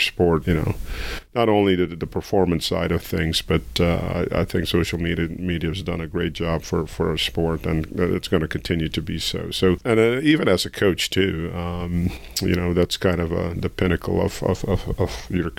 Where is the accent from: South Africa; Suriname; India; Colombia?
Suriname; now in United States; my home country, Suriname